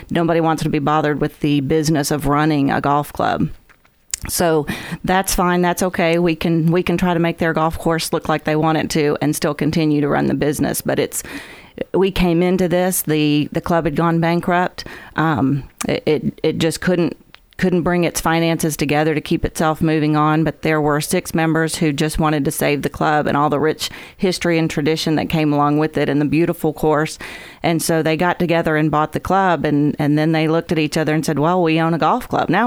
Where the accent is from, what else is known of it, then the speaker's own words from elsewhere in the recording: Huntsville, Alabama, United States; Um, I grew up in Huntsville mostly. I was an Army brat, so we moved around a little bit, settled in Huntsville.